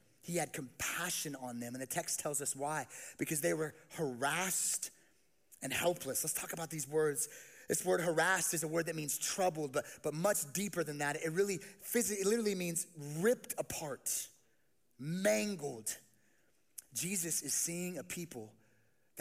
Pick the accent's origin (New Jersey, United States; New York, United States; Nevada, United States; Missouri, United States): Nevada, United States; Las Vegas; I grew up in Las Vegas, and I did not grow up seeing many sheep